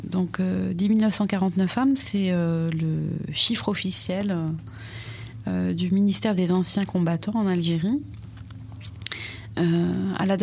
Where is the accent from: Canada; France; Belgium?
France; j'avais que mon passeport algérien. Jusqu'à 20 ans, en fait. Euh, j'étais, je suis née